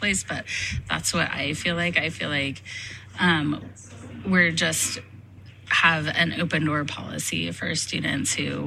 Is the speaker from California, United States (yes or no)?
yes; Nevada Union High School, California, United States; I am a Nevada Union graduate, and I was really happy to be able to come back to NU